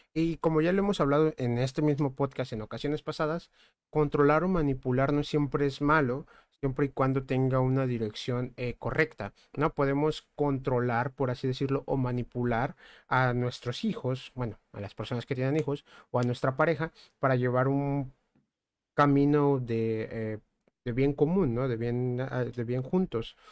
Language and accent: Spanish; Mexico; nosotros somos mexicanos